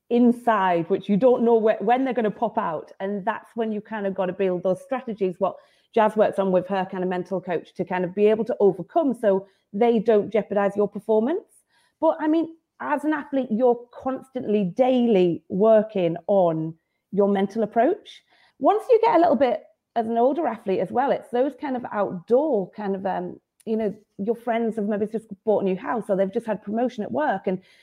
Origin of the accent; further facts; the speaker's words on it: United Kingdom; that's always something as a British athlete